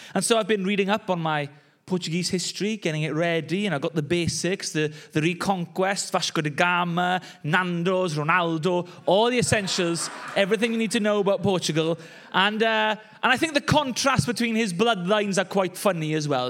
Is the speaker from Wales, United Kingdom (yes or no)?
yes; Wales, United Kingdom; I grew up in the Welsh cold and rain